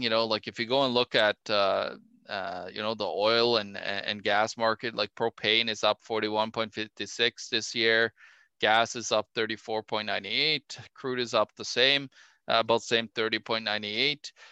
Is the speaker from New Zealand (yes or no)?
no; Norway; my home country norway